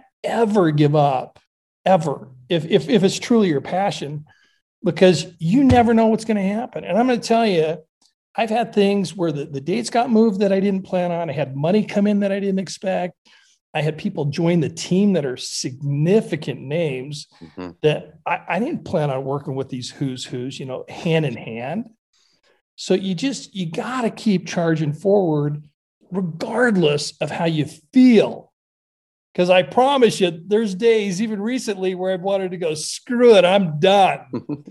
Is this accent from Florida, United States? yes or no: no; Montana, United States; now in Idaho, United States; I grew up in Montana, but I live in Idaho now.